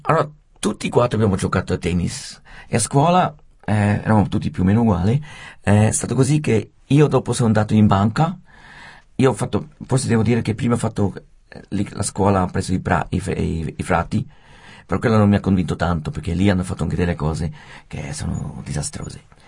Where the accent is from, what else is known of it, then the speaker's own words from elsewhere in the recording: Rapperswil, Switzerland; io sono nato a Rappersville